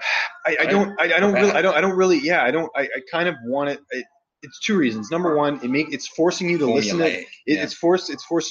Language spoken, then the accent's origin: English; Canada; I'm a Canadian journalist